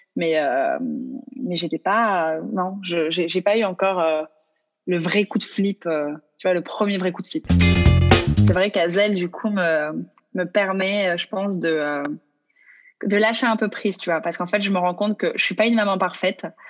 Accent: Mediterranean, France; on est français

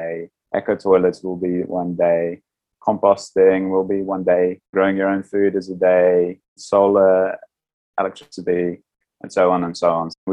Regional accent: New Zealand; moved away as an adult; also born or lived in Amsterdam, Netherlands; because I grew up in New Zealand before moving to Amsterdam

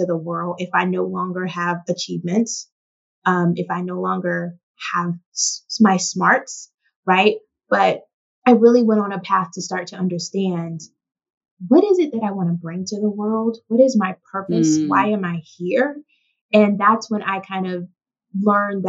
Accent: the South, United States; my journey as a young girl growing up in the South

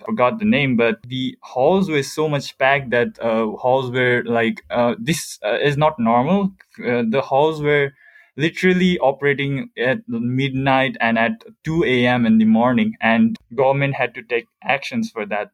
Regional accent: Nepal; I'm from Nepal and I currently live in Kathmandu.

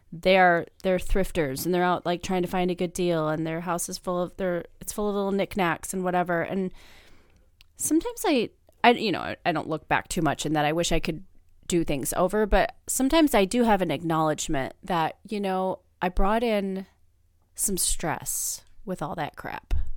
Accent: Midwest, United States; moved away; I am from the Midwest

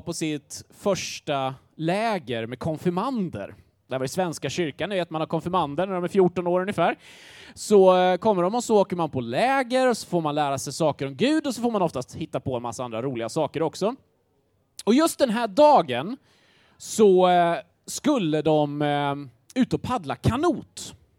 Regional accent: Grängesberg, Dalarna County, Sweden; moved away; Jag kommer från en liten håla som heter Grängesberg

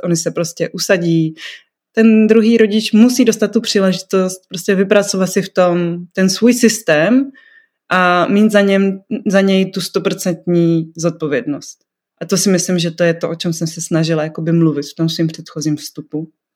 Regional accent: North Moravia, Czechia; now in Brno, Czechia; já jsem děvče ze Severní Moravy, žijící v Brně

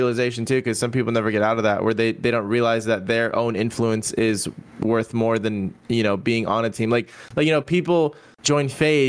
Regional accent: Nicaragua; I was born in Nicaragua.

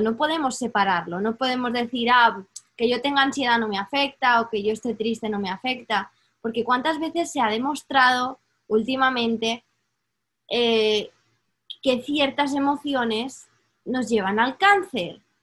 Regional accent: Spain; moved away; yo crecí en España

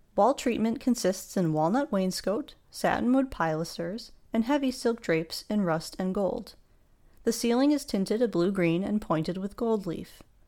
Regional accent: United States; an American

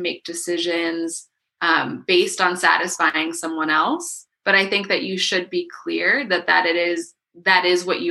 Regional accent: Miami, Florida, United States; now in Asheville, United States; I grew up in Miami

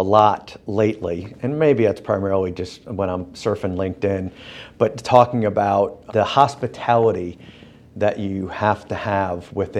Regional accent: Northeast, United States; now in Birmingham, United States; I grew up in the Northeast and the cities are bigger

